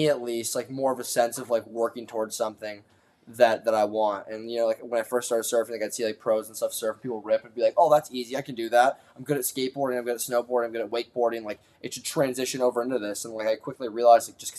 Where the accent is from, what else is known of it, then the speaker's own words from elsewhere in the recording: Malibu, California, United States; we grew up in Malibu, and being born and raised here